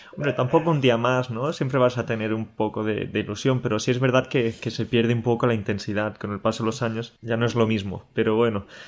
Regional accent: Andalusia, Spain; moved away; He estado este fin de semana en, Andalucía, en mi tierra

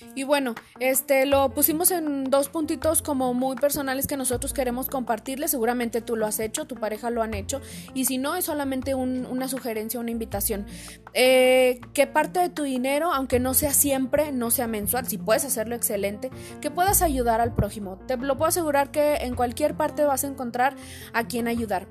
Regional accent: Mexico; como mexicanos

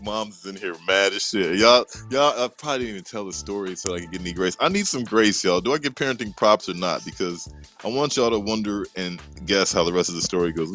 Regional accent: Maryland, United States; also born or lived in Atlanta, Georgia; That's where I actually grew up, man. When I moved from Atlanta to Maryland in my granddad's neighborhood, it was in a cul-de-sac

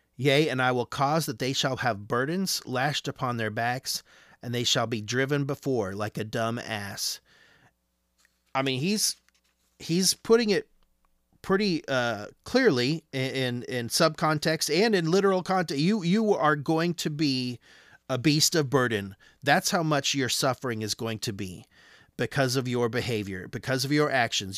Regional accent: Arizona, United States; I'm from Arizona.

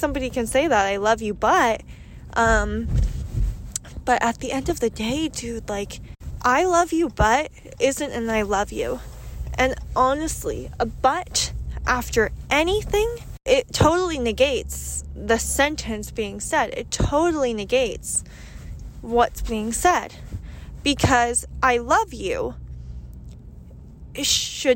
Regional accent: United States; I am American

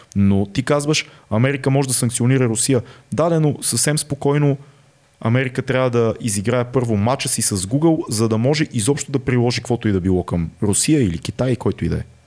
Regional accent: Bulgaria; нас като българи

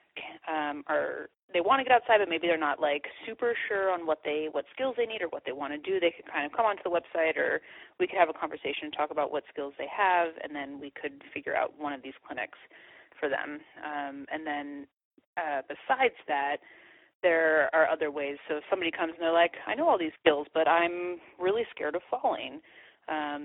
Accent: California, United States; I'm from California

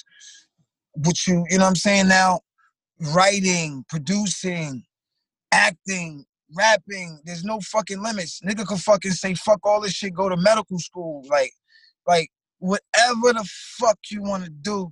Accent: New York City, New York, United States; I'm from Flatbush. I'm from Brooklyn.

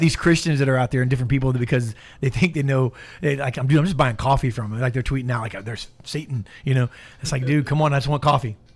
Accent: Tampa, Florida, United States; born and raised in Tampa

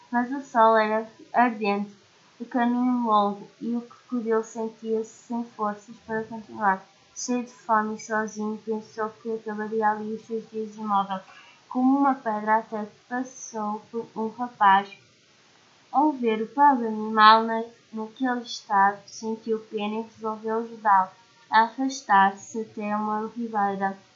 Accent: Portugal; tenho 11 anos, sou de Portugal

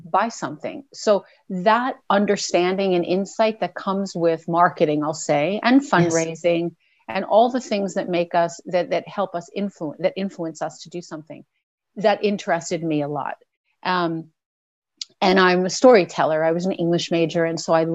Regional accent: New York, United States; moved away as an adult; now in Canada; I did grow up in New York. Yes. I'm from New York

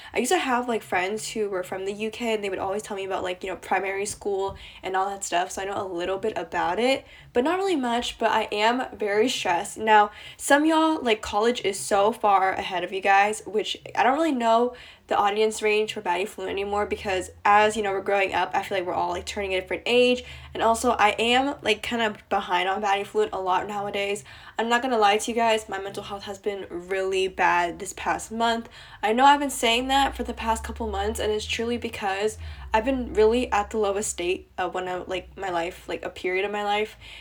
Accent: East Coast of the US, United States; I'm from the East Coast of the U S

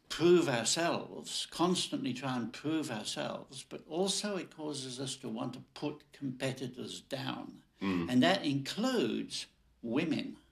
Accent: Nigeria; I was born in Nigeria, you know, a colony of the British Empire.

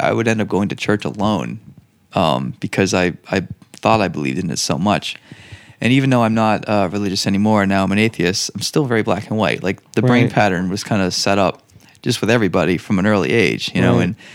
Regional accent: New England, United States; as a Irish Catholic in New England

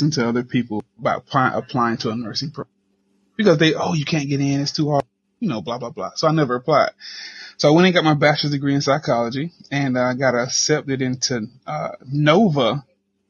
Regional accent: Gainesville, Florida, United States; we down here are Gainesvillians

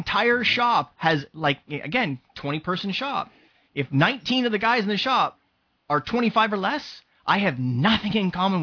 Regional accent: Canada; I'm Canadian.

